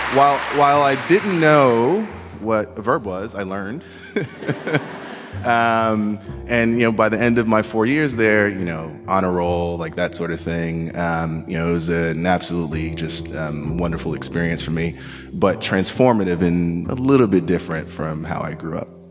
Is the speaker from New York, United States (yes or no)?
yes; New York City, New York, United States; I grew up in Queens, New York, projects, welfare, bouts of homelessness